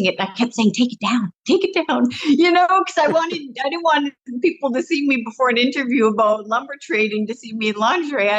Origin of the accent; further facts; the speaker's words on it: British Columbia, Canada; moved away as an adult; now in Las Vegas, United States; I grew up in British Columbia, about 40 miles north of the Eureka, Montana border.